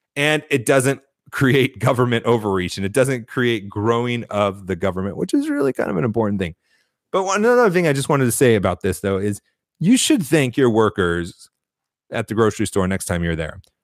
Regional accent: United States; who are we as Americans

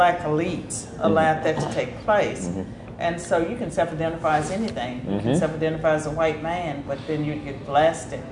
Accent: Southwestern Virginia, United States; Chambersburg, in the shadow of Lynchburg, Virginia

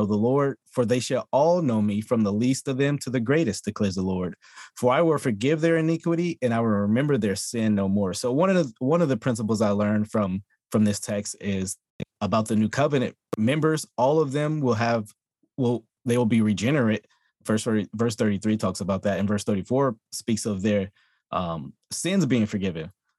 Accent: Texas, United States; also born or lived in Louisiana; I was born in Louisiana, and my mom made the right decision to get us out at a young age to come to Texas.

